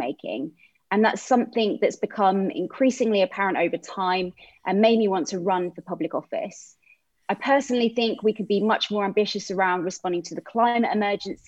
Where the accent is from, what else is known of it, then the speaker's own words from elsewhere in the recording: Portsmouth, South East England, United Kingdom; moved away as an adult; also born or lived in London; I was born in Portsmouth. My mum was a seamstress and my dad was a bus driver. I was raised in Portsmouth